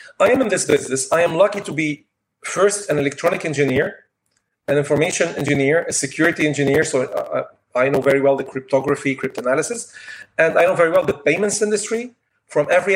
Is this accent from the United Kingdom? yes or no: no; Lebanon; moved away as an adult; now in France; I'm from Lebanon also. I worked in Lebanon, studied in Lebanon, then came to France, and today I'm in France.